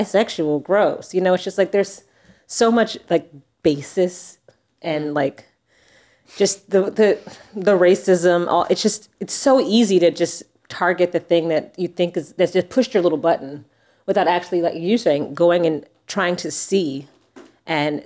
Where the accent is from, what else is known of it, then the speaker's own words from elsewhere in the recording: Texas, United States; I'm from Texas. I grew up in a very conservative, religious black household